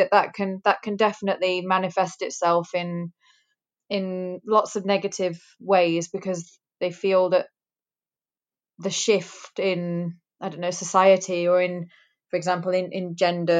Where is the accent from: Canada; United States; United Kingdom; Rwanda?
United Kingdom; Greater Manchester, North West England; I'm first generation in the UK. My parents were immigrants. My dad is from Africa. My mum is from India. They had a very, very traditional arranged marriage. So I was born in Greater Manchester